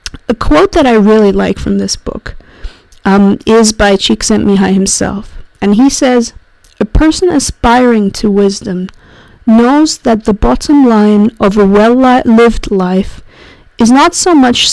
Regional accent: Zurich, Switzerland; my hometown of Zurich

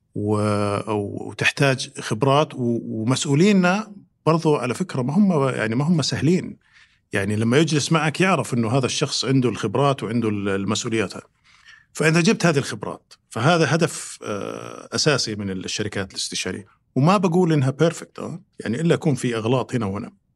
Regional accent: Riyadh, Riyadh Province, Saudi Arabia; also born or lived in United States; انا مولود في الرياض

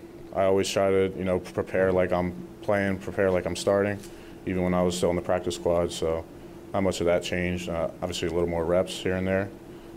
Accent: Philadelphia, Pennsylvania, United States; being from Philly, growing up in Philly

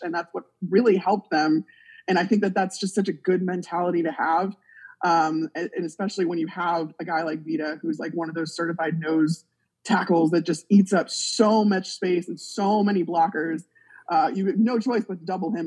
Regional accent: Chicago, Illinois, United States; I'm actually from Chicago

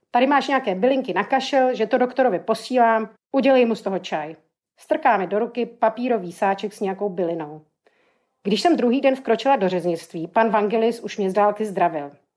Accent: Czechia; moved away; jsem sama Češka v cizině

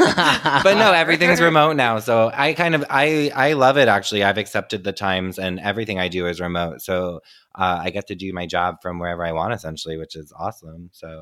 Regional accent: New Jersey, United States; I'm a gay country singer from Jersey.

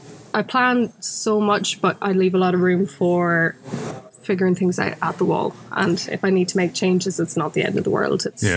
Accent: Sligo, Connacht, Ireland; moved away; also born or lived in Belfast; I was down in my hometown of Sligo

